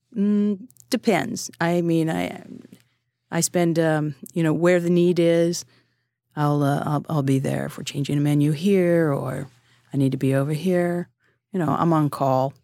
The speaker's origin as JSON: {"language": "English", "region": "California", "country": "United States", "moved": "yes", "lives_now": "New York City, United States", "said": "I'm a Californian"}